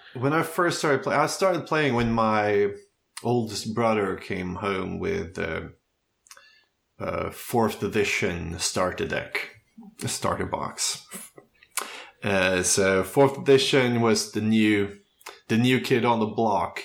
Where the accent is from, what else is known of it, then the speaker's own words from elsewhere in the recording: Köping, Västmanland, Sweden; moved away as an adult; now in Stockholm, Sweden; I grew up um, in the countryside in a town called Köping